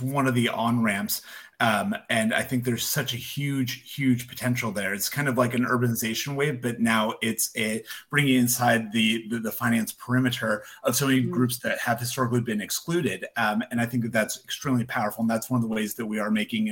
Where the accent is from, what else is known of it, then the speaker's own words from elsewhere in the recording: United States; As an American